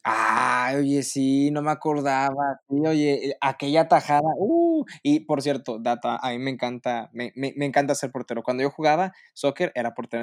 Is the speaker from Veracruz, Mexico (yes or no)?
no; Monterrey, Nuevo León, Mexico; siendo regio